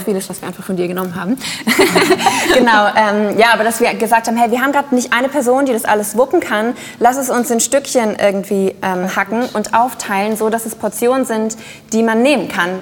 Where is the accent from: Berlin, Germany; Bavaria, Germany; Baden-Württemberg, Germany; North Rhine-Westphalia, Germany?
North Rhine-Westphalia, Germany; Düsseldorf; ich bin aus Düsseldorf.